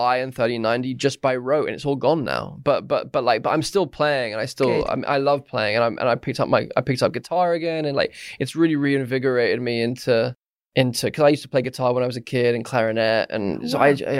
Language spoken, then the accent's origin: English; Surrey, South East England, United Kingdom; growing up in Surrey and, you know, in a quite a stuffy, you know, middle-class kind of area of England